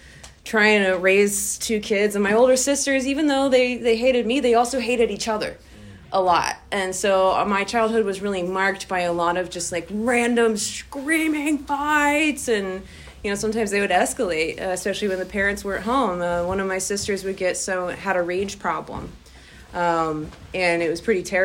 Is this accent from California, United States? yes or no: no; Austin, Texas, United States; born and raised in Austin, Texas